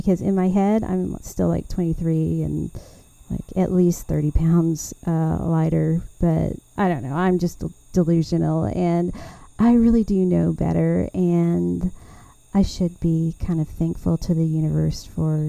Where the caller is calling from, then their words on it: Taylor, Texas, United States; I'm recording here from Taylor, Texas. And I am just really ready to visit with y'all again about all things gardening in Central Texas.